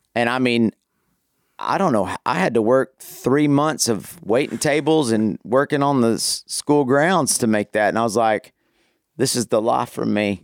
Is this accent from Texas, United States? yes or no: yes; Amarillo, Texas, United States; now in Abilene, United States; I was, uh, born and raised in Amarillo up in the Panhandle